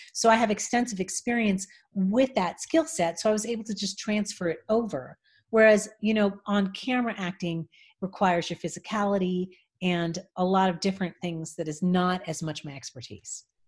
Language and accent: English; Los Angeles, California, United States; I grew up in Los Angeles, and my father was a musician.